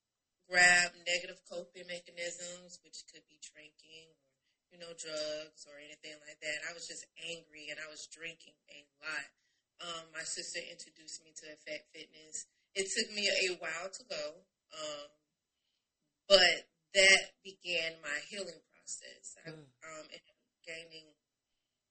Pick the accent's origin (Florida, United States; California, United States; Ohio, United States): Florida, United States; Tallahassee; moved away as an adult; I am from Florida, Tallahassee, Florida. I relocated here in 2015, been here ever since.